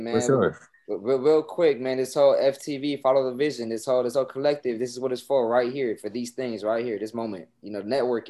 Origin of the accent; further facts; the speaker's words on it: Los Angeles, California, United States; I grew up out there in LA, out in South Central, man.